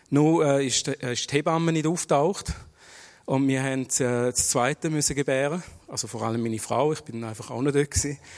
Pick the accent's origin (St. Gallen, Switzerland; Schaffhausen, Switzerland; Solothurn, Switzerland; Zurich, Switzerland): Schaffhausen, Switzerland; ich bin in Schaffhausen geboren und aufgewachsen. Ich bin in eine türkische Familie geboren worden, bin im Islam erzogen worden.